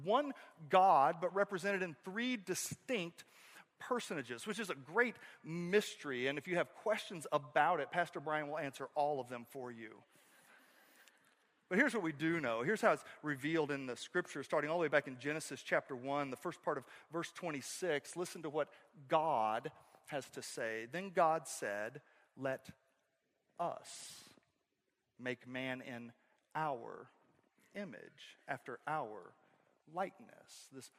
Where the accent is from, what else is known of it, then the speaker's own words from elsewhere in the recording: the South, United States; And I grew up in the South.